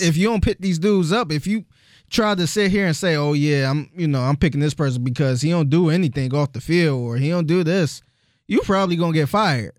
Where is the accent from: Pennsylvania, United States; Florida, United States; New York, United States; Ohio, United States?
Ohio, United States; Cleveland; moved away as an adult; now in Houston, United States; I'm from Cleveland